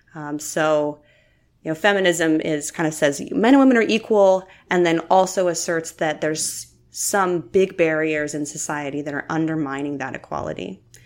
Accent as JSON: {"language": "English", "region": "Utah and eastern Idaho", "country": "United States", "tie": "born or raised there", "moved": "as an adult", "lives_now": "Oregon, United States", "said": "I grew up in the Intermountain West and primarily in the Mormon Belt in Utah and eastern Idaho"}